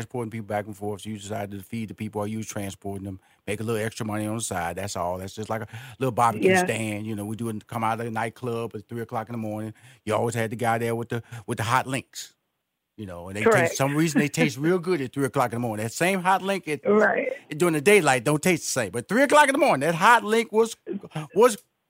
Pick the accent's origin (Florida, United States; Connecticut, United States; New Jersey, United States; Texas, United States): Texas, United States; Houston; I was born and raised in Houston, Texas, which is Fifth Ward, is the community that I was born in.